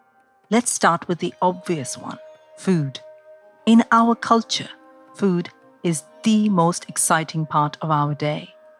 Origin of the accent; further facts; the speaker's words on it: India; growing up in India